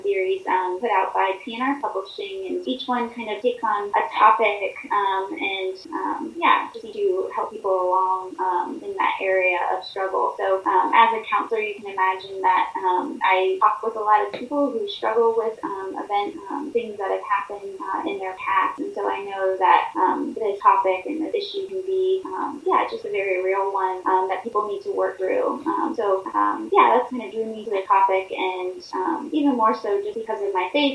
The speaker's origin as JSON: {"language": "English", "region": "Florida", "country": "United States", "tie": "born or raised there", "moved": "yes", "lives_now": "Pennsylvania, United States", "said": "I currently live in Pennsylvania, but I grew up in Florida"}